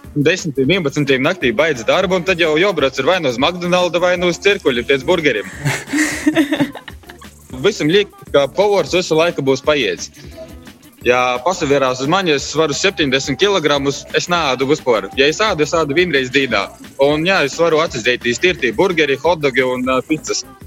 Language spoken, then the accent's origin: Latvian; Kalupe parish, near Daugavpils, Latgale, Latvia; moved away as an adult; also born or lived in Riga; Es īsumā pats esmu no Latvijas. Izaugu Kalapes pogastā, kas ir Natāļa un Daugapeļs